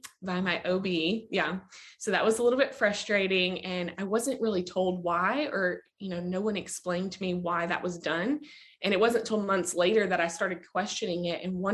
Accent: Kentucky, United States; I am actually from Kentucky. I live in Bowling Green

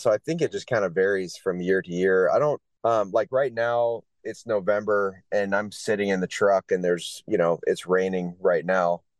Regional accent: Florida, United States; moved away as an adult; also born or lived in North Carolina; now in Homer, United States; I'm originally from Florida, uh, yeah. United States

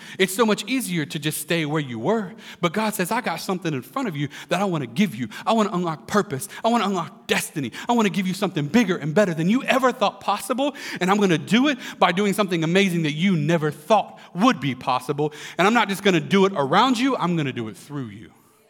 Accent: Pensacola, Florida, United States; I grew up in Pensacola for the most part, bouncing around the nation, but my parents grew up in Lakeland and Winter Haven, Florida.

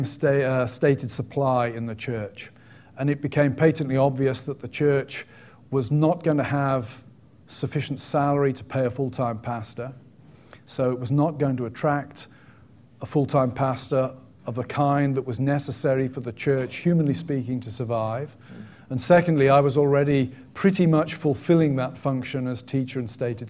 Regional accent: England, United Kingdom; moved away as an adult; also born or lived in Aberdeen, Scotland; I'm English, and English by birth and conviction

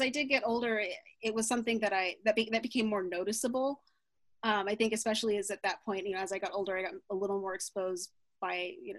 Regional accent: Germany; also born or lived in United States / Colorado Springs, United States / Turkey; I was born in the States, and we were stationed in Colorado Springs for a little while before we moved to Germany, but I have no memory of that. My earliest memories are actually from growing up in Germany.

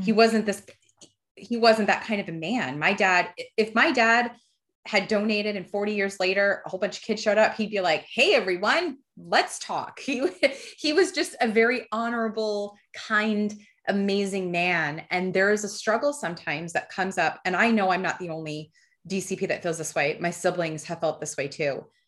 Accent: New Jersey, United States; also born or lived in Fort Myers, Florida; I grew up in Jersey

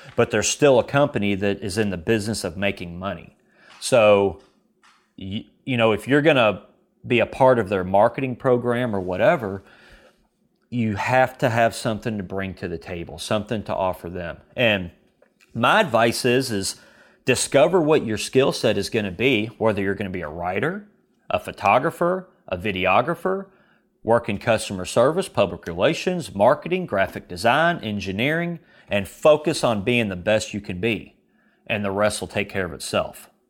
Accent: Kentucky, United States; I'm from Kentucky

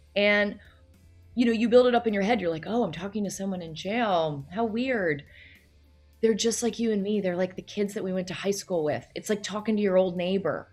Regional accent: Loudoun County, Virginia, United States; moved away as an adult; also born or lived in New York City; I grew up outside of DC

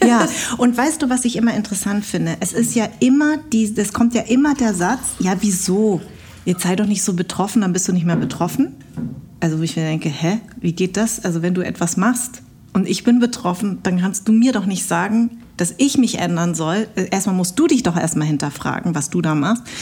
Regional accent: Munich, Bavaria, Germany; now in Berlin, Germany; Und ich bin aber trotzdem in München ja groß geworden.

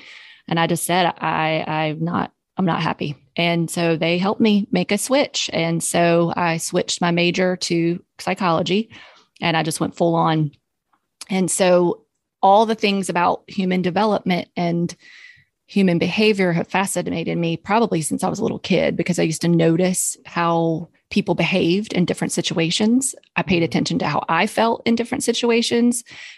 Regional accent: Southern United States, United States; I'm from the South. But I don't drink sweet tea at all. I used to when I grew up drinking sweet tea

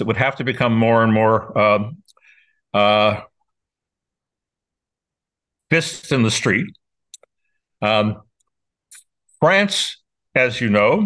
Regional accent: New York, United States; I'm a New Yorker

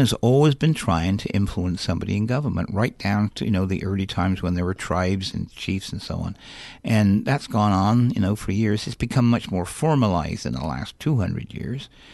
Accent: England, United Kingdom; moved away as an adult; also born or lived in Alaska; now in United States; I'm originally from England

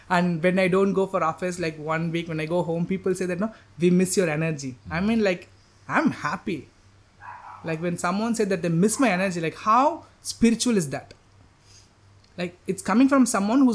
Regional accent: Chennai, Tamil Nadu, India; English is a second language; moved away as an adult; now in Chiang Mai, Thailand; growing up in Chennai, India

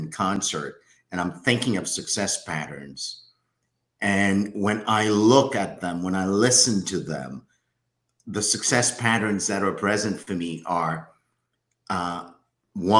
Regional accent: Haiti; So I'm from Haiti.

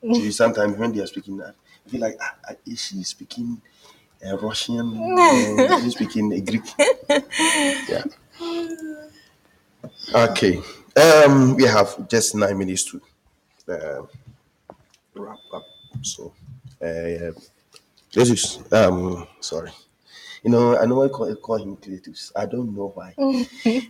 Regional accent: Ashanti, Ghana; also born or lived in Nigeria; where I was brought up, we were only Ashanti

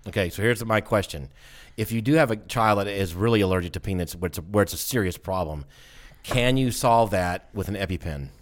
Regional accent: the South, United States; I'm from the South

